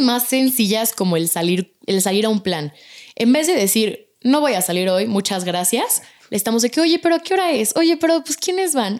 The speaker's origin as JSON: {"language": "Spanish", "region": "Mexico City", "country": "Mexico", "tie": "born or raised there", "said": "nací yo aquí en México. Mi papá y mis hermanos son italianos. Y mi hermana y yo somos mexicanas, nacimos aquí en México"}